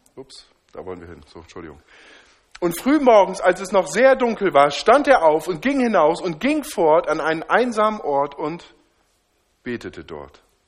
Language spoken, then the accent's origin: German; Northern Germany, Germany; Ich komme aus dem Norden